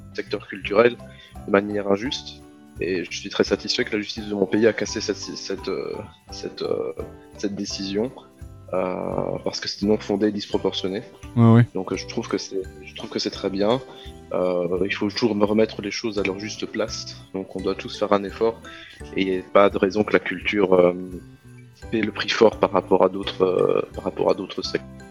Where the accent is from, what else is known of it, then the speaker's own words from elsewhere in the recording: Belgium; moi, je viens de Belgique